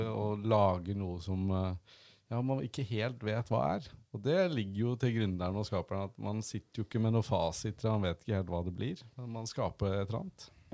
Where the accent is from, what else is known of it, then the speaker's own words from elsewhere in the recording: Gjøvik, Innlandet, Norway; moved away as an adult; also born or lived in Oslo; Jeg kommer fra Gjøvik og bodd i Oslo mange år